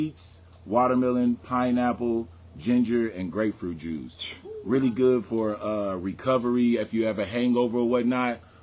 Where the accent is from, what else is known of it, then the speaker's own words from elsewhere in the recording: San Antonio, Texas, United States; I'm from Preston. Like my mom went to Wheatley. Well, it was Brackenridge now, but it was Wheatley then. My mom had me literally on Preston.